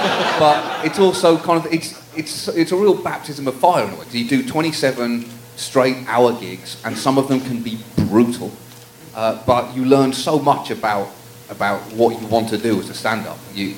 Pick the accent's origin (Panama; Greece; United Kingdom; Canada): United Kingdom; That's right. I am professionally British.